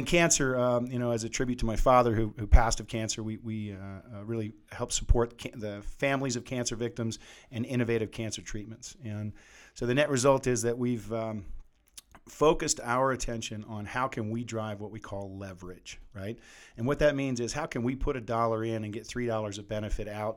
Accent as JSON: {"language": "English", "region": "East Coast", "country": "United States", "moved": "as an adult", "lives_now": "Salt Lake City, United States", "said": "Originally from the East Coast."}